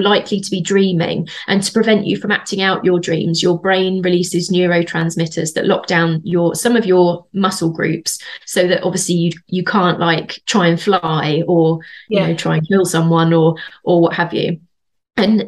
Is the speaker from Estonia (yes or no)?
no; Bedford, East of England, United Kingdom; accent: Bedford; That was my Bedford accent.